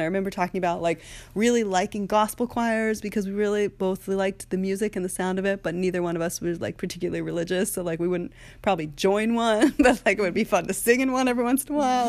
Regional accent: Haverford, Pennsylvania, United States; We're both from Haverford, just outside of Philly

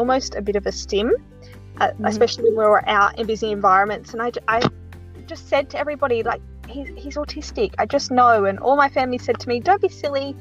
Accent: South Australia, Australia; I'm from South Australia, in Australia.

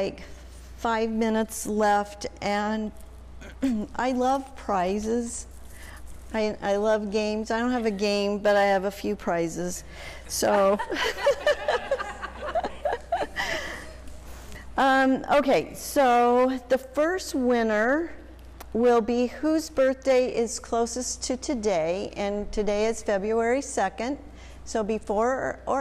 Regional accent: Albuquerque, New Mexico, United States; I was born in Albuquerque

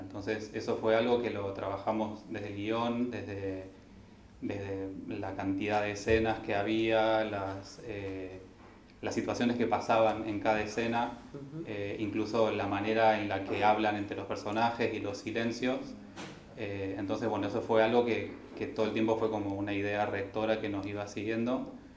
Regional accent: Traslasierra, Córdoba, Argentina; yo soy de Córdoba, de, de Tras la Sierra, donde se filmó la película

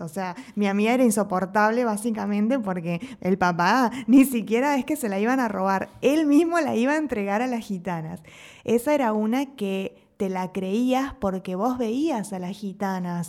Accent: Entre Ríos, Argentina; moved away as an adult; now in Mexico; en Argentina, al menos en Entre Ríos, de donde soy yo

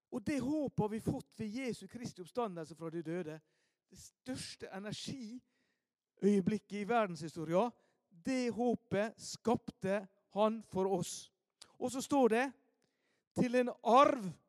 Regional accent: Ålesund, Møre og Romsdal, Norway; Hjemme i Ålesund

